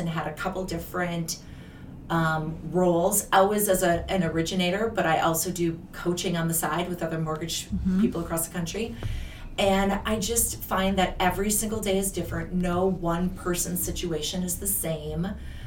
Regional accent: Wisconsin, United States; moved away as an adult; also born or lived in Minnesota; I'm from Wisconsin originally. I grew up on a farm, a dairy farm

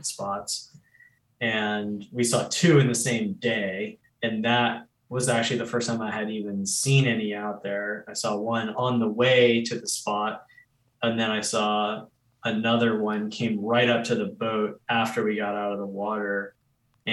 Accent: Charleston, South Carolina, United States; I grew up in Charleston, South Carolina. And so I've lived on the ocean my whole life

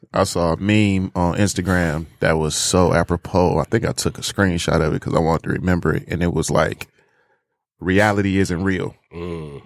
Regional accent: United States; me growing up in America, being a young black man

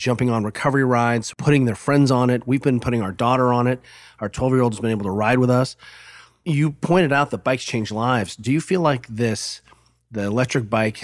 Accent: Germany; moved away; Juliet and I grew up in Germany, and Juliet and I go there all the time

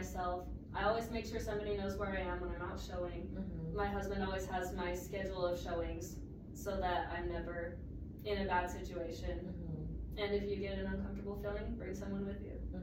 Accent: North Ogden, Utah, United States; also born or lived in Salt Lake County; I grew up in North Ogden

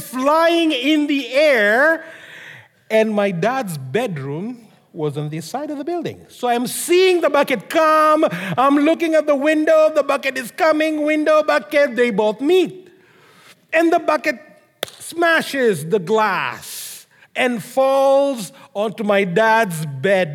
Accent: Kenya; moved away; I grew up in Kenya, as most of you know. In case you didn't know, surprise, I grew up in Kenya.

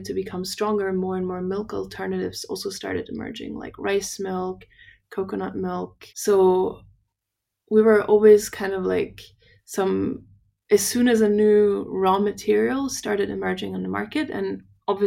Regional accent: Austria; We're from Austria

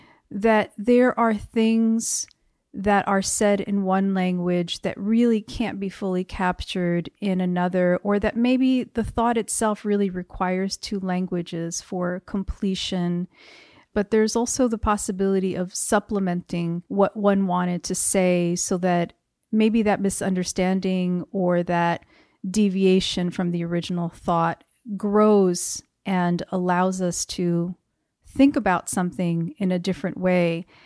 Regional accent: Paterson, New Jersey, United States; now in El Paso, United States; And I am originally from New Jersey, so not too far from where we're sitting right now. And that seems relevant to me. Paterson, New Jersey specifically

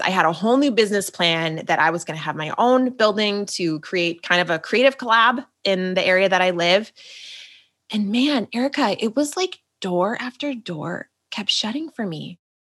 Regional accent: Minnesota, United States; I'm just a Minnesota girl

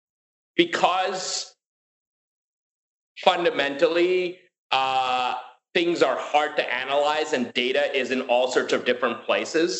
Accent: New York City, New York, United States; also born or lived in India; I grew up in Queens and this is in like David Dinkins, New York

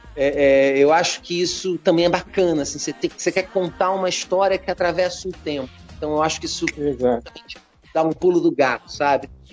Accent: Rio de Janeiro, Brazil; eu sou carioca

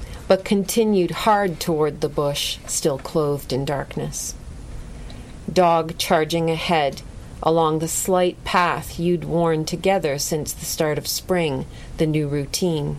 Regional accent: Lucan, Ontario, Canada; I grew up in Lucan, Ontario, which is in southwestern Ontario, a little village.

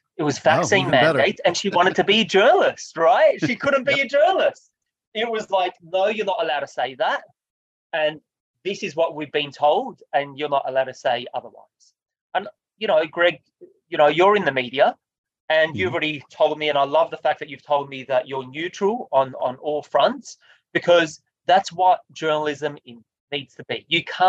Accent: Australia; I felt like it was my duty as an Australian, it was my duty as a human being that cares about humanity

